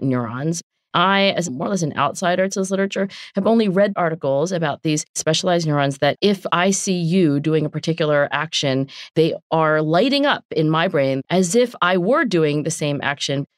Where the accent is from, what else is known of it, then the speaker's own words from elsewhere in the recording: southern New Jersey, United States; accent: South Jersey; moved away; also born or lived in Philadelphia / Oxford; I am from southern New Jersey